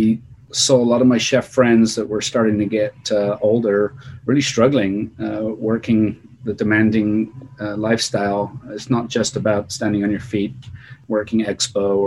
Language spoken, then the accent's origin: English; England, United Kingdom; moved away as an adult; also born or lived in Bristol; now in California, United States; I'm English